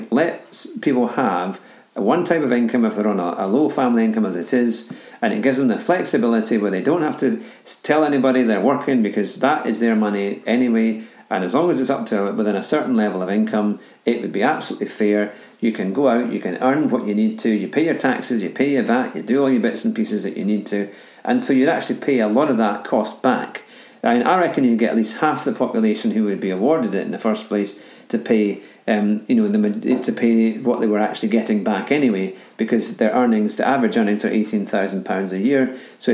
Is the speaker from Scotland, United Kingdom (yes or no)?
yes; Scotland, United Kingdom; as a Scotsman